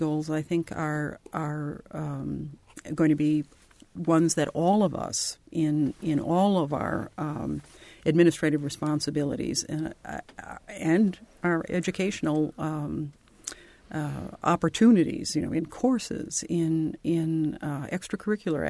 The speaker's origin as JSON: {"language": "English", "town": "Falcon Heights", "region": "Minnesota", "country": "United States", "tie": "born or raised there", "moved": "yes", "lives_now": "Bloomington, United States", "said": "It was a little village, Falcon Heights, in which I grew up. But I'm from Minnesota originally, as you perhaps can hear slightly"}